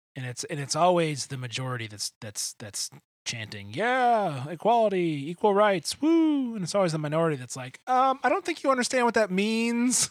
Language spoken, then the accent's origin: English; Grosse Pointe, Michigan, United States; I grew up in Metro Detroit. I grew up in a town called Grosse Pointe